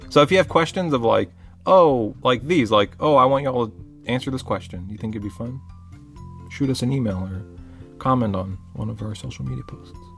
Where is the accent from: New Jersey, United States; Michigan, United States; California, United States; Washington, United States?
California, United States; I'm from California, you're from Florida, we met in the middle in Texas and we found each other.